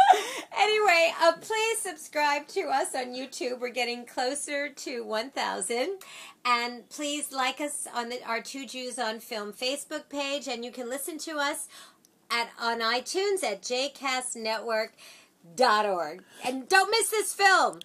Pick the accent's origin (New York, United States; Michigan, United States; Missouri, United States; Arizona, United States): New York, United States; we're from New York